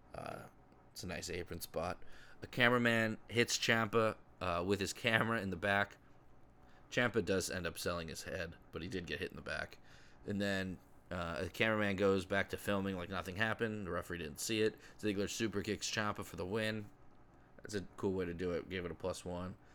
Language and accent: English; town next to Bridgeport, Connecticut, United States; the town over from my hometown where I grew up my entire life